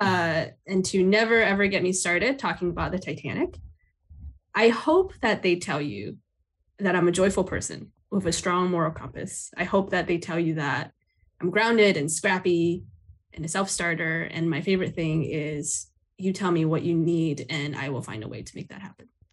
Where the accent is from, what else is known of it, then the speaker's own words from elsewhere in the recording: Taipei, Taiwan; now in United States; I grew up in Taipei, Taiwan